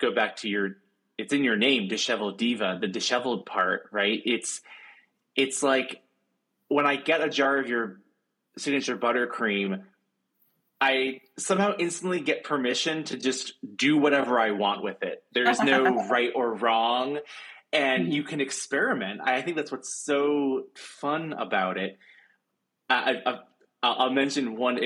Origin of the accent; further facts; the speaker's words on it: Maine, United States; working at Wild Oats Bakery, where I grew up in Maine